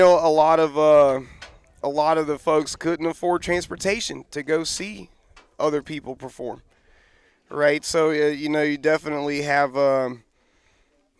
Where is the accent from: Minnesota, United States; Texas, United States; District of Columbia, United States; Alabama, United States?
Alabama, United States; Tuscaloosa; also born or lived in Northern Florida; I was born in Tuscaloosa, Alabama. It's kind of like South Central Alabama